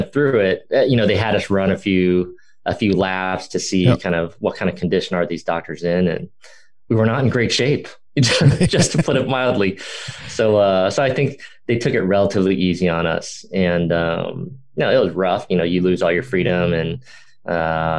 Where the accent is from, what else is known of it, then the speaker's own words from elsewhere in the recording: Los Angeles, California, United States; moved away as an adult; also born or lived in Boston; growing up in Dodger Town